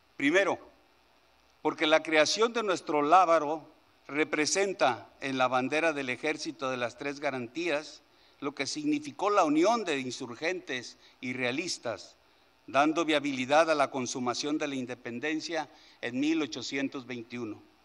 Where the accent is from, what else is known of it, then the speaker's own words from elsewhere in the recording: Mexico; nos caracteriza como mexicanos es el amor a la patria